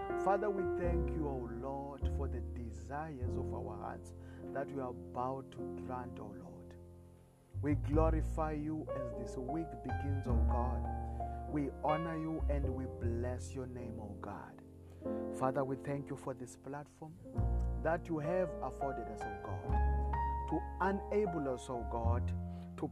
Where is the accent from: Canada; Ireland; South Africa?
South Africa; I come all the way from South Africa